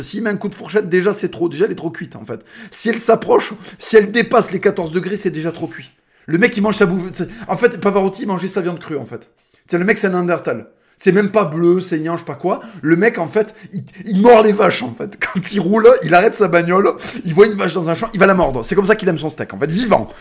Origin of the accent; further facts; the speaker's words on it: France; first language Spanish; French is a second language; on est des Français.